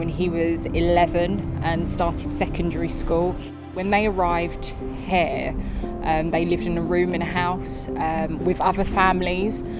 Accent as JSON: {"language": "English", "country": "United Kingdom", "also_born_or_lived": "Jamaica / Guyana", "said": "I describe myself as I'm Black British"}